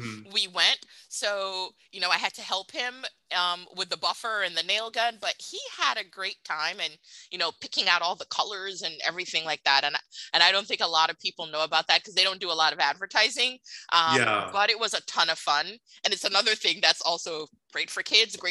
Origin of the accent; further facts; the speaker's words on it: New York, United States; moved away as an adult; now in Orlando, United States; I'm from New York